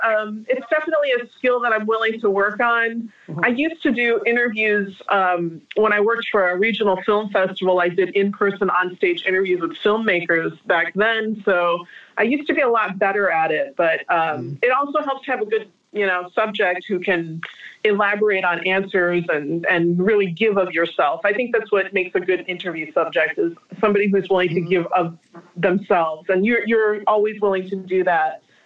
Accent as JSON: {"language": "English", "country": "United States", "said": "As an American living in this age and time"}